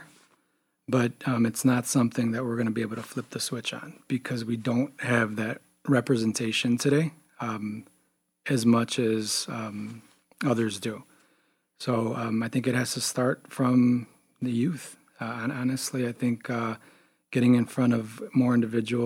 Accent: Chicago, Illinois, United States; also born or lived in Wisconsin / Champaign, Illinois; born and raised in Chicago, far south side of Chicago

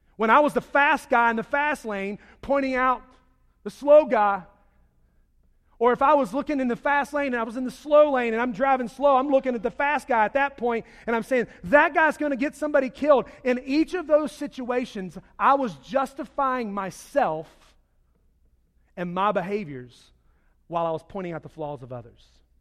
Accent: Charlotte, North Carolina, United States; I grew up in Charlotte

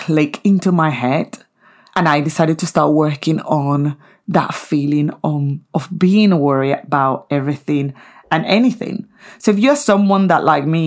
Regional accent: Venezuela; moved away; in Venezuela, my home country

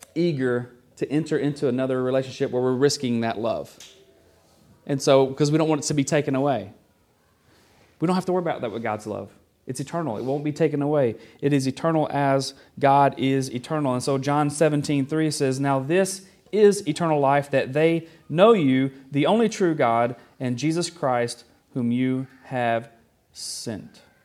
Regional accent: the South, United States; moved away; I was from the South, still am from the South

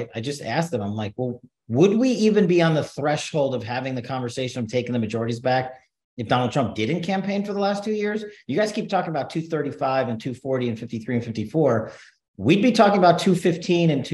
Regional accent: New York, United States; now in Nevada, United States; the New York Post, my hometown newspaper

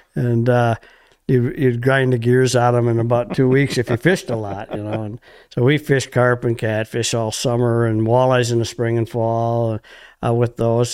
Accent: Montello, Wisconsin, United States; Grew up in Montello, Wisconsin, on the Fox River.

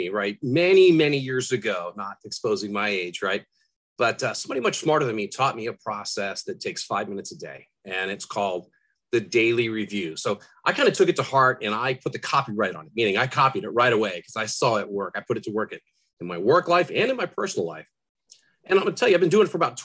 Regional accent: Rhode Island, United States; I grew up in Rhode Island

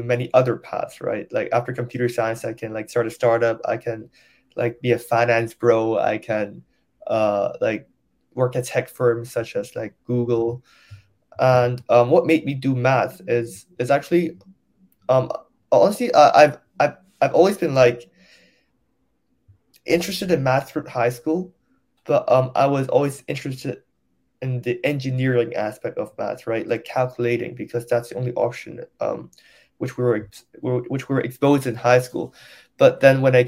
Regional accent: Hong Kong; English is a second language; moved away as an adult; I grew up in a local school in Hong Kong, DBS.

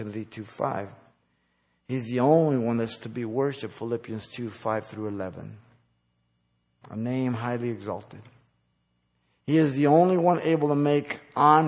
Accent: United States

